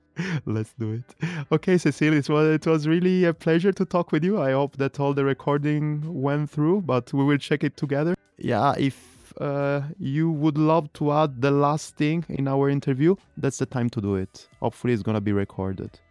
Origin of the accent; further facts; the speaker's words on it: Italy; English is a second language; now in Berlin, Germany; I grew up in Italy